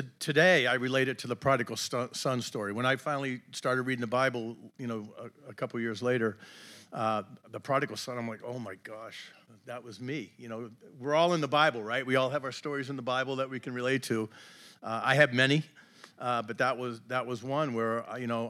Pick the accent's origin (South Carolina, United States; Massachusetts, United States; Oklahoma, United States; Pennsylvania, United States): Massachusetts, United States; Braintree; also born or lived in West Virginia; I grew up just outside of Boston in a town called Braintree